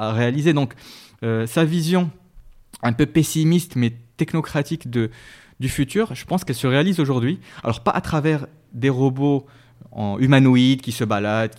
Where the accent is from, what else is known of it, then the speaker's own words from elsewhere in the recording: Rabat, Rabat-Salé-Kénitra, Morocco; also born or lived in Meknes; Alors j'ai grandi, je suis né à Meknes et j'ai mhm. grandi à Rabat, donc j'ai passé la plupart euh, de mon temps à Rabat